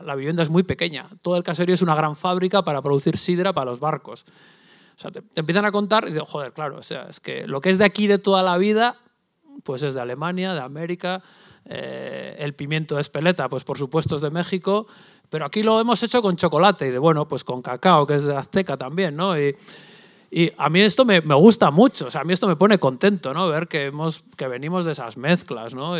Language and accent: Spanish; Basque Country, Spain; yo vengo del País Vasco